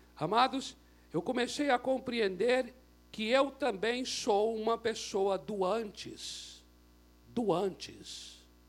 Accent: Brazil; eu sou brasileiro, não por acidente

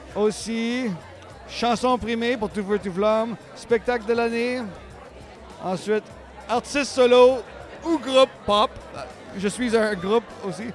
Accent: Ontario, Canada; moved away as an adult; now in Quebec, Canada; je suis franco-ontarien

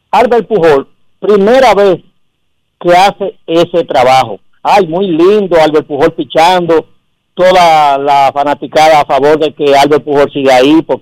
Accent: Dominican Republic; Y yo como dominicano

